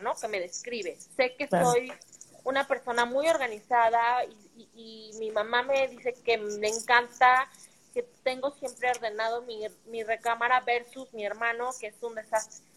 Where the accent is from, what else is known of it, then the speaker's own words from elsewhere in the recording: Mexico City, Mexico; Como buena capitalina